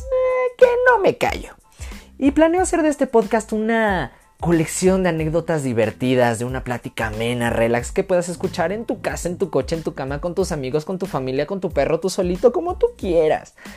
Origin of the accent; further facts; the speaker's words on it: Mexico; soy un chavo mexicano como cualquier otro